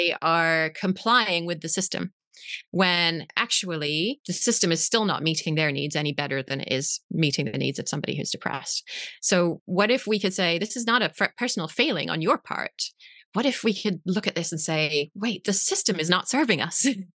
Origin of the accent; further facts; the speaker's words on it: England, United Kingdom; moved away as an adult; now in Berkeley, United States; This is where I live. Yes. I'm actually English originally. I'm wondering if you can't even hear it anymore.